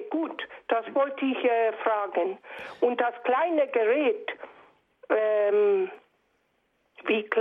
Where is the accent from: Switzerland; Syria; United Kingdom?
United Kingdom; now in Germany; Nur ich bin aus Großbritannien und würde gern äh, ab und zu einen Heimatsender von mir hören